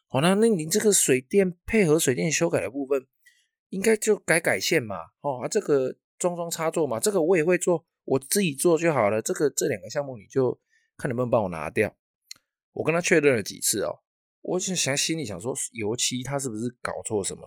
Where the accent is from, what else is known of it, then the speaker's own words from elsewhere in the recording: Taiwan; 我们台湾人最重要的春节